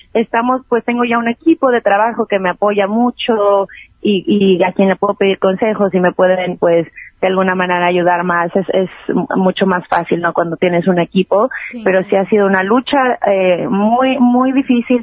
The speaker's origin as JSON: {"language": "Spanish", "region": "Mexico City", "country": "Mexico", "tie": "born or raised there", "also_born_or_lived": "New York", "moved": "yes", "lives_now": "Los Angeles, United States", "said": "yo crecí en la Ciudad de México y muy chavita me vine para acá. Primero estuve en, Nueva York y ahora estoy aquí en Los Ángeles."}